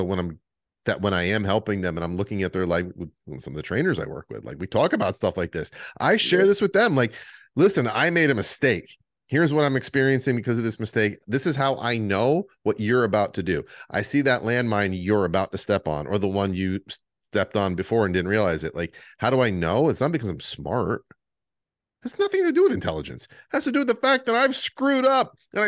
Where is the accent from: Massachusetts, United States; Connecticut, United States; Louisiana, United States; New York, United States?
New York, United States; Adirondack Mountains; now in Florida, United States; I grew up hiking in the Adirondack Mountain Range